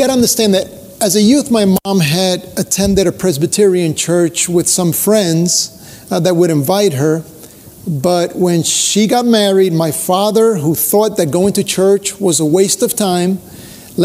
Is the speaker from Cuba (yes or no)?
yes; Cuba; now in United States; I was born in Cuba